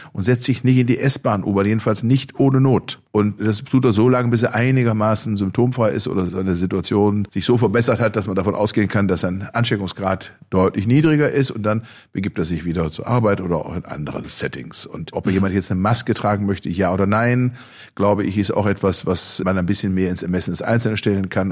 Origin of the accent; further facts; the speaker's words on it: Germany; bei uns in Deutschland